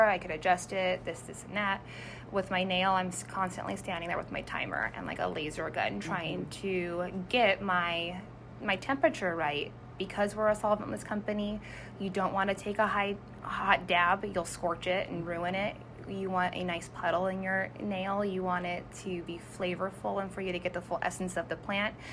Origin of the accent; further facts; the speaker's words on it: San Jose, California, United States; moved away as an adult; now in Washington, United States; being from San Jose